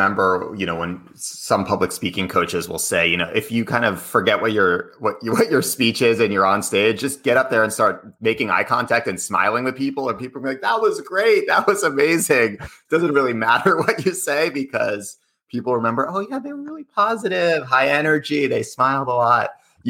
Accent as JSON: {"language": "English", "town": "Cambridge", "region": "Massachusetts", "country": "United States", "tie": "born or raised there", "said": "And I grew up in Cambridge, Boston area."}